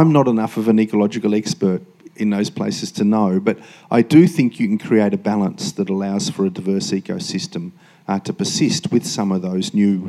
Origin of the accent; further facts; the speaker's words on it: Queensland, Australia; So as a Queenslander, if you could extend that law from just fish farms to all waste